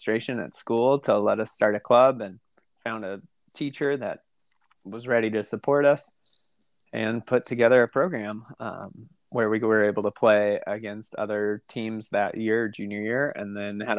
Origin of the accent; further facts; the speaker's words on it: Costa Mesa, California, United States; also born or lived in Newport Beach; I grew up in Orange County, Southern California, mostly Costa Mesa, Newport Beach